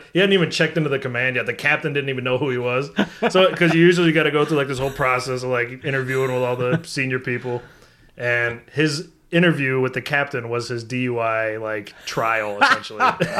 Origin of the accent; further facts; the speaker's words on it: Minnesota, United States; moved away; I'm from Minnesota